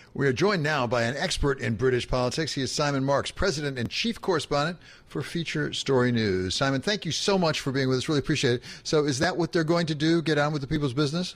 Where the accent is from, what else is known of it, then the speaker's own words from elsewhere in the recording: United States; accent: American (yank); a yank here, as you can tell by my accent, I'm a yank